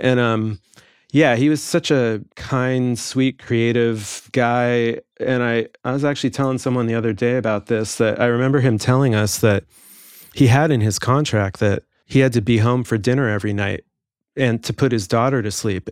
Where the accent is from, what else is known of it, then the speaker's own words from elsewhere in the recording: Los Angeles, California, United States; also born or lived in England; I grew up in the Valley and took lessons out in the Valley